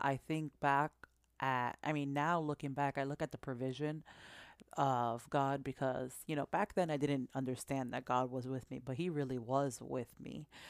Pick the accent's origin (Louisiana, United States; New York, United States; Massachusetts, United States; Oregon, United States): Massachusetts, United States; now in New Jersey, United States; I was born here in Jersey, and I currently reside in Jersey, but I was raised in Massachusetts.